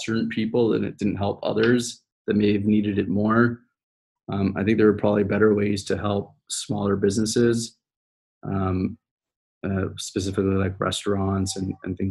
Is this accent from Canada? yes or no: yes; Canada; now in United States; I'm Canadian too